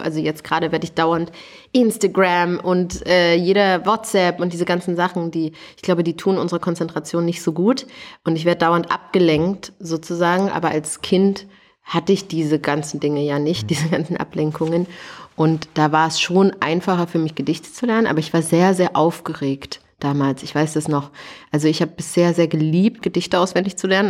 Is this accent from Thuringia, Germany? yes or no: yes; Thuringia, Germany; moved away; also born or lived in Canada; ich komme aus Thüringen, also in meiner Heimat